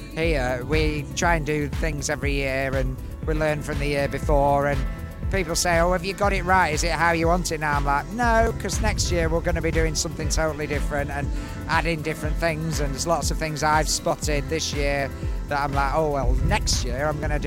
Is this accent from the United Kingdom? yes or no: yes; United Kingdom; we're British.